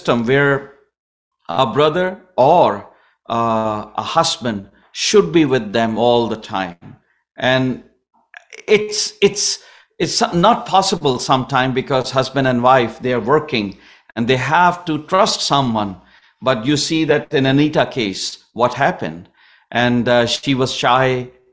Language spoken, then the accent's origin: English; Pakistan; now in Canada